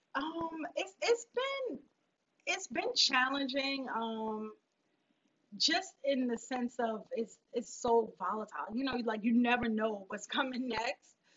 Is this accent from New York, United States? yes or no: yes; New York City, New York, United States; I was born and raised in Fort Greene. I lived around the corner from the school